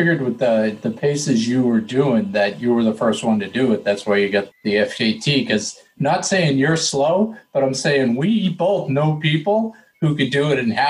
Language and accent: English; New England, United States; But, you know, I'm from New England.